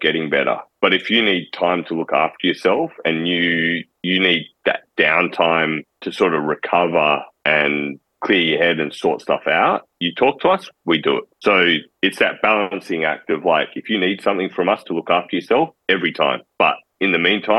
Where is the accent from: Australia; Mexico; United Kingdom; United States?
Australia; Perth, Western Australia; City Beach, which is the beach I grew up in Perth